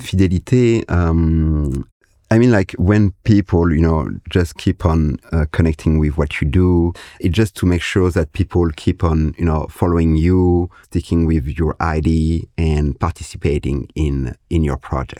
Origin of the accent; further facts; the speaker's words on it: Comoros; I am from the Comoros Island